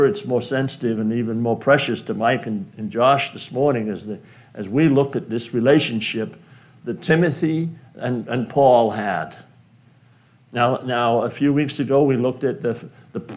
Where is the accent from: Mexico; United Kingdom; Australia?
United Kingdom; now in United States; being British